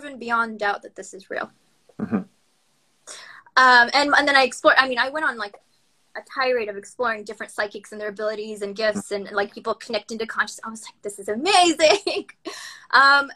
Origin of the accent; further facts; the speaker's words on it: United States; also born or lived in Pakistan; I grew up in America. I moved when I was a baby to the United States.